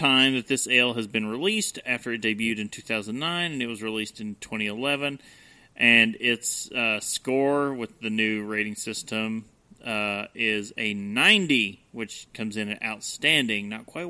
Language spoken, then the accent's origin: English; Buenos Aires, Argentina; Well, I'm from Buenos Aires, and I say kill them all.